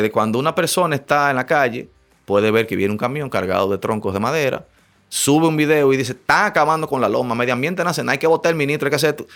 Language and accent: Spanish; Dominican Republic; como dominicanos